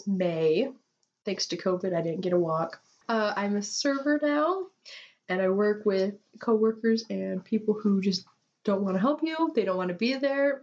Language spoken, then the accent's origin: English; McCall, Idaho, United States; my hometown area in the great outdoors of McCall, Idaho